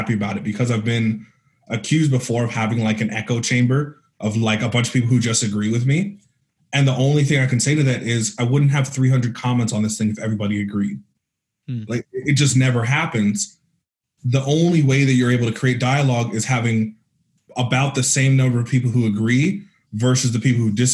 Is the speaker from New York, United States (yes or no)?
no; Northern California, United States; moved away as an adult; also born or lived in San Francisco; now in Arizona, United States; I'm from Northern California